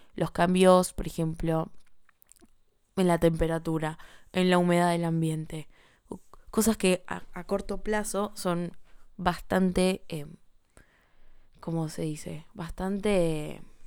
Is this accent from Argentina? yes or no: yes; Buenos Aires, Argentina; como ciudadana argentina de Buenos Aires